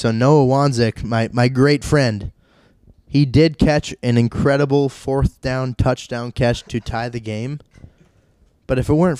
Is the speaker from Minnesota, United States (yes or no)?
yes; Moorhead, Minnesota, United States; So I'm from Minnesota, I'm from Moorhead